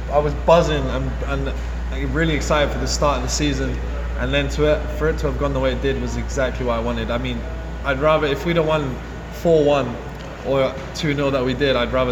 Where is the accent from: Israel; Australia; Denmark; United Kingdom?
United Kingdom; England; I'm from England, so some of the games are extremely far for me.